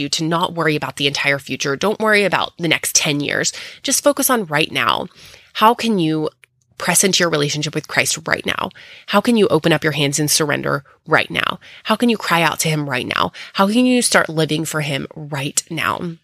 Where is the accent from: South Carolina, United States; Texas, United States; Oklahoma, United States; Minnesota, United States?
Texas, United States; coming to you next time from my hometown in Texas.